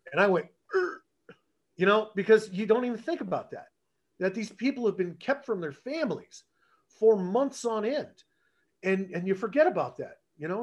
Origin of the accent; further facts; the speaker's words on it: Northern California, United States; I grew up in Northern California